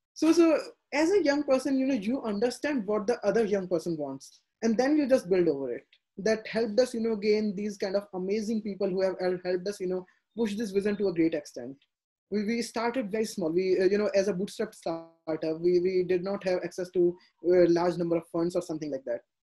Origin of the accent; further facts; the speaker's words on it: India; they were kind of very skeptic you know as all indian parents